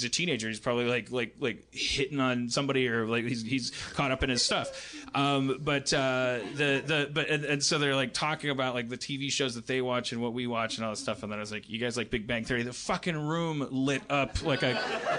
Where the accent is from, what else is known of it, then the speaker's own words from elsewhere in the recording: Los Angeles, California, United States; It's like we told them we're from Los Angeles, and they're like, oh, …, like …, casinos.